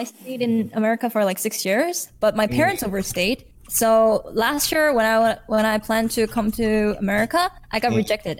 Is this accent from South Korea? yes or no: yes; South Korea; moved away as an adult; No, I'm from Korea.